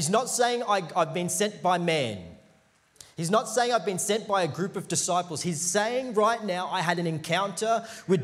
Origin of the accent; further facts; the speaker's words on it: India; I'm Indian.